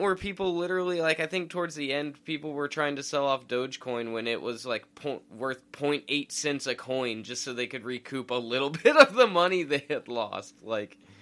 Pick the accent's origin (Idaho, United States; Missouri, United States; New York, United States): Idaho, United States; we're from inland. We're from Idaho.